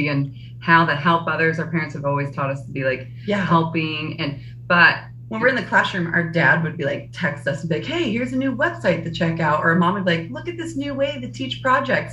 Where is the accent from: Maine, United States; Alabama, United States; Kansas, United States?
Kansas, United States; we're from Kansas